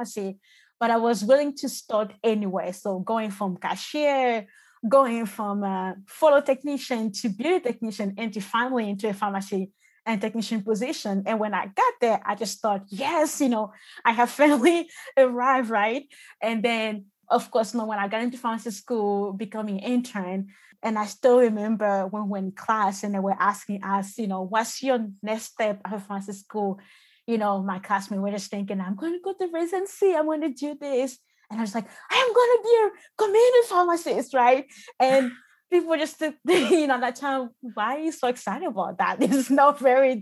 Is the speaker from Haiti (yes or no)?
no; Côte d’Ivoire; moved away; I was born and raised in the Ivory Coast and moved in the country about 2006